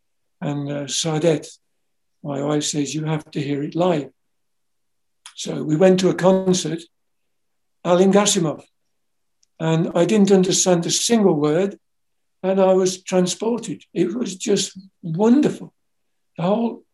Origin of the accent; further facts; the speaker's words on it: England, United Kingdom; being English